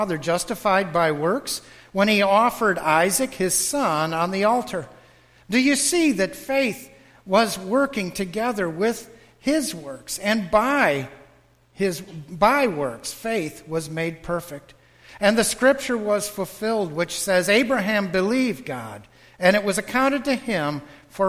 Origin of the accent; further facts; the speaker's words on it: Western New York, United States; now in Wesley Chapel, United States; I'm from Western New York